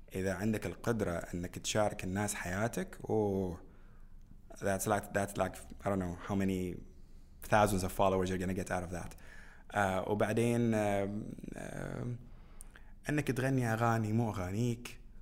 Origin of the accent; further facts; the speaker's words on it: Bahrain; بلدنا البحرين